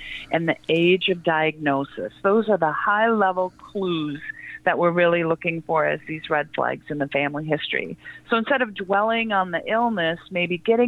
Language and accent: English; Midwest, United States; also born or lived in Wisconsin; now in Salt Lake City, United States; I am a Midwesterner at heart. I'm in Salt Lake City, Utah my family's in Wisconsin as well